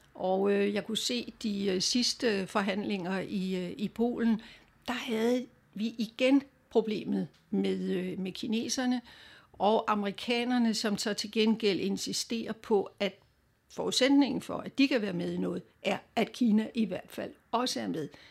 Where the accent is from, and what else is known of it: Denmark